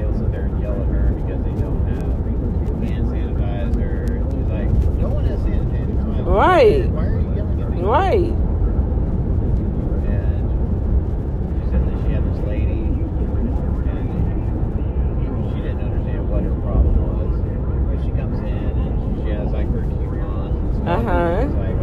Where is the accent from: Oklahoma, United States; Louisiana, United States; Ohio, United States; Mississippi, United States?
Louisiana, United States; New Orleans; now in Texas, United States; I'm from Louisiana, I'm from New Orleans